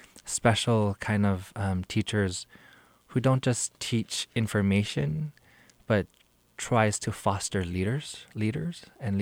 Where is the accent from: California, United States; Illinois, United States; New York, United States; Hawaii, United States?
Hawaii, United States; my experience growing up in Hawaii